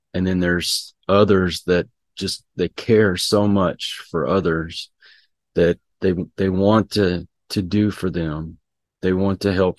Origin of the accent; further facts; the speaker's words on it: Houston, Texas, United States; I grew up around Houston and we were prone to get hurricanes.